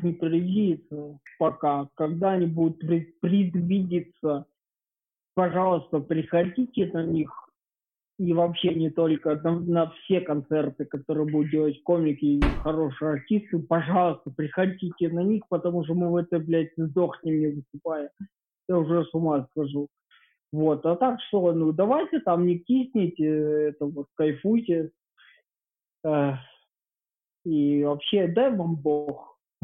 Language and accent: Russian; Ukraine; По паспорту я украинец.